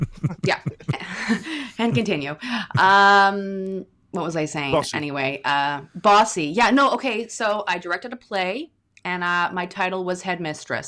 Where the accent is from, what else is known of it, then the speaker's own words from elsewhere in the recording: Victoria, British Columbia, Canada; also born or lived in Glasgow; I grew up in Victoria on Vancouver Island